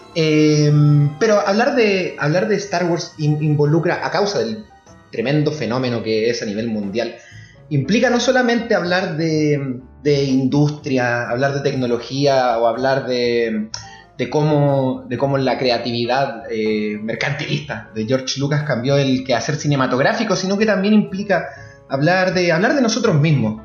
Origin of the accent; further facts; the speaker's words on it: La Serena, Coquimbo, Chile; yo soy de Serena, un pequeño poblado costero al norte de la capital de Chile.